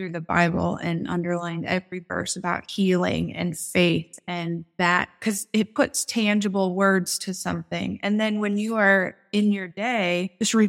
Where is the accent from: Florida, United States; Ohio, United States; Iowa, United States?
Iowa, United States; Des Moines; I'm from Des Moines, Iowa